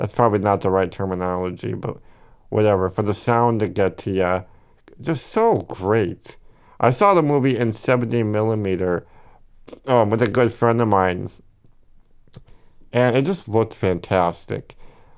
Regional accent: Milwaukee, Wisconsin, United States; We're both from Milwaukee, so they're fantastic.

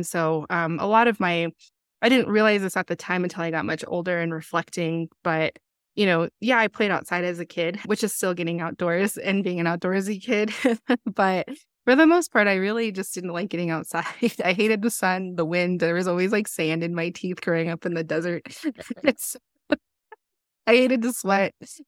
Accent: Kirtland, New Mexico, United States; I actually was born and raised in New Mexico, kind of in the Four Corners area. The largest town nearby is Farmington, but I grew up just outside of Farmington in a town called Kirtland.

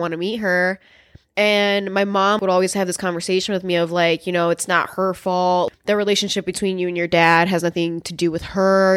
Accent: Chicago, Illinois, United States; also born or lived in El Paso, Texas; here when I was, like, maybe four, four years old, something like that, and I've been in Chicago since then

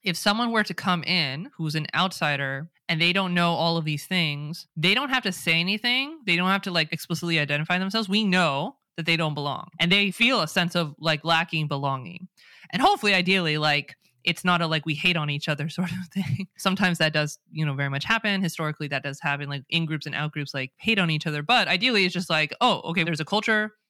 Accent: California, United States; accent: Californian; first language English; I speak with an American accent, a Californian accent

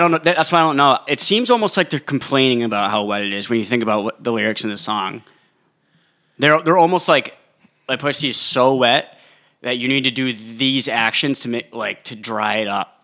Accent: New Hampshire, United States; I'm from New Hampshire.

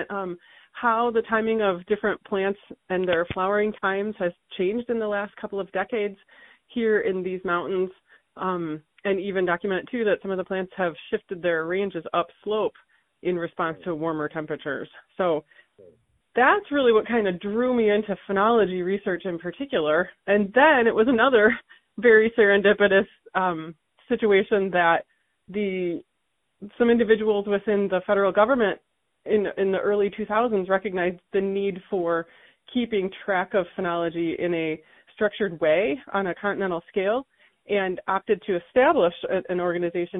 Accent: Michigan, United States; now in Tucson, United States; I grew up in Michigan

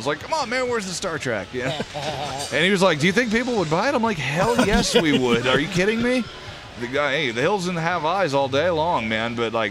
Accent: Northern US, United States; now in Birmingham, United States; I'm actually from the North. I'm a Yankee, but I've just been living here long enough, and it's where I keep all my stuff.

